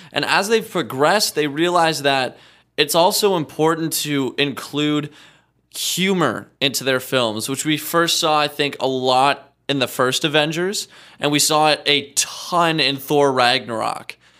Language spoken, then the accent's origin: English; Regina, Saskatchewan, Canada; I'm from Regina, Saskatchewan.